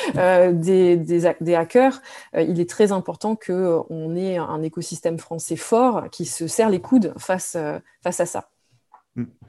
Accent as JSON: {"language": "French", "country": "France", "tie": "born or raised there", "moved": "yes", "said": "je suis née en France, je suis française"}